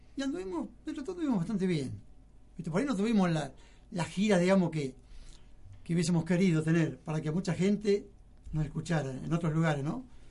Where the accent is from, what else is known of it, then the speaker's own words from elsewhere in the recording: 25 de Mayo, Buenos Aires Province, Argentina; also born or lived in Lanús, Buenos Aires; yo viví en las 5 y 20